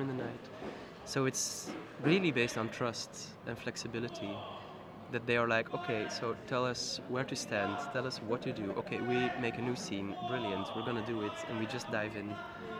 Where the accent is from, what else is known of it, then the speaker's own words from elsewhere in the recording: Ninove, Flanders, Belgium; also born or lived in Ghent; I'm coming from Ninove, it's a little town near Brussels